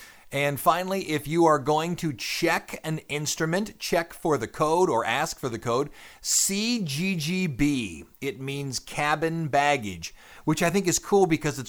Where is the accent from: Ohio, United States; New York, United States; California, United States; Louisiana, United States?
Louisiana, United States; I'm from Louisiana.